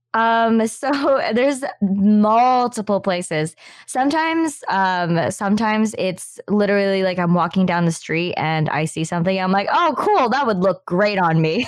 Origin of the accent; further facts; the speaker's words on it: Philippines; now in Canada; I'm Filipino. Majority of my family was in the Philippines